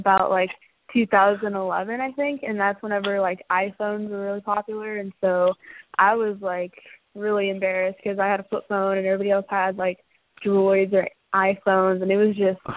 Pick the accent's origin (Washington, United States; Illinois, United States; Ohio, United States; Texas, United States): Texas, United States; Houston; also born or lived in New York; I was born in here in Houston, and then I moved to New York for my dad's work.